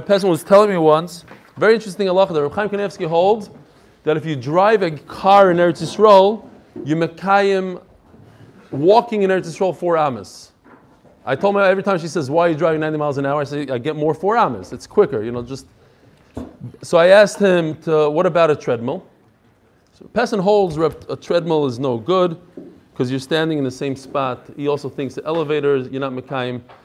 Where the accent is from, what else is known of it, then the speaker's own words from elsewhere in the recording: New York City, New York, United States; accent: Brooklyn; moved away; I lived in Brooklyn for many years, as you can probably tell from my accent